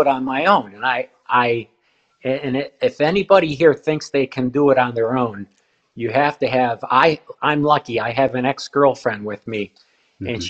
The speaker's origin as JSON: {"language": "English", "town": "Chicago", "region": "Illinois", "country": "United States", "said": "I'm from Chicago, and my parents were local circus performers. And then in high school, I was a gymnast"}